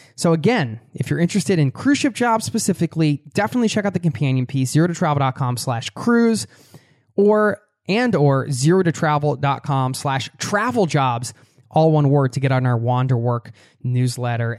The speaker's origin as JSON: {"language": "English", "country": "United States", "said": "I'm from the States"}